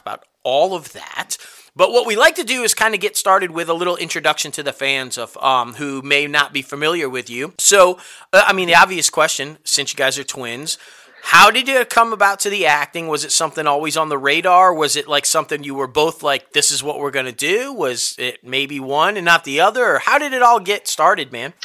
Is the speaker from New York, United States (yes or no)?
yes; Syracuse, New York, United States; that's where I'm from. Yeah. The Cuse, man. I'm from the Cuse